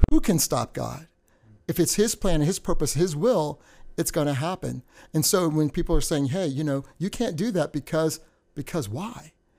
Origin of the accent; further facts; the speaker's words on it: United States; also born or lived in Indiana; I was brought up in a culture of being American, but then the Trinidadian roots